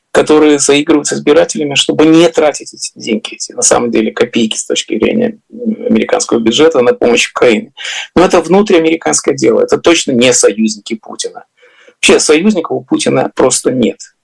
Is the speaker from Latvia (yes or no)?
yes; Riga, Latvia; now in United States; где я вырос в Риге